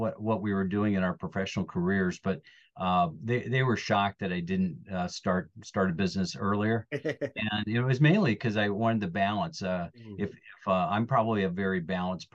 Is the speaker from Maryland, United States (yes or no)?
no; northern Indiana, United States; I am a born Hoosier, so I'm from Indiana. I'm originally from northern India, up by Chicago, about 45 minutes south of South Bend or Notre Dame